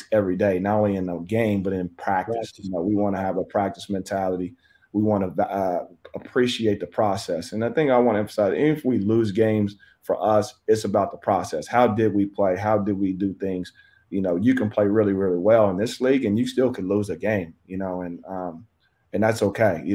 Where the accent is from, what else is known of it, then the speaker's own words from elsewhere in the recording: Kansas, United States; I'm from Kansas, so I'm supposed to be a Royals fan